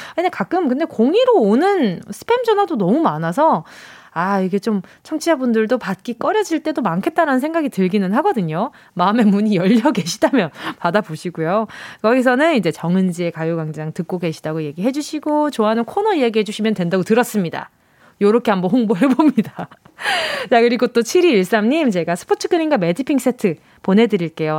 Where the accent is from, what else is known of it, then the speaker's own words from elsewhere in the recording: Busan, South Korea; moved away; 제가 또 고향이 부산이잖아요